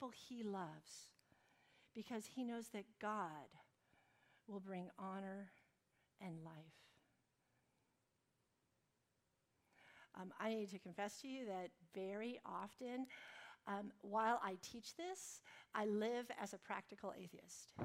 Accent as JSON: {"language": "English", "country": "United States", "said": "Because I'm American and because I have all these degrees"}